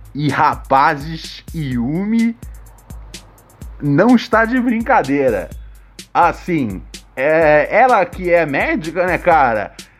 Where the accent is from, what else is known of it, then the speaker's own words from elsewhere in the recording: Rio de Janeiro, Brazil; da área onde eu cresci, no Morro do Adeus